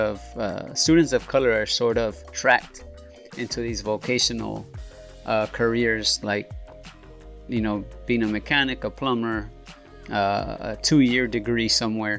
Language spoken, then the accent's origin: English; Los Angeles, California, United States; I am originally from South Central, and I also grew up on 45th and Avalon